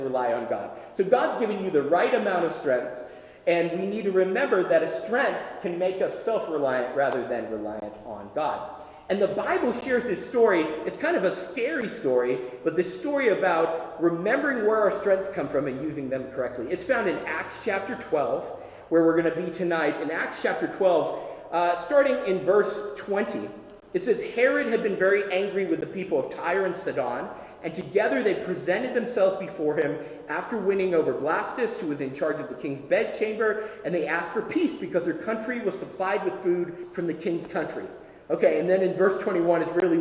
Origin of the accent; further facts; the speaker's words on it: Tennessee, United States; When I was a boy, I was growing up in Tennessee